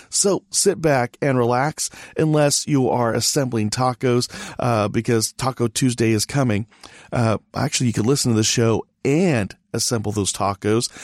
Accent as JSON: {"language": "English", "region": "California", "country": "United States", "tie": "born or raised there", "moved": "yes", "lives_now": "Texas, United States", "said": "California is my home state."}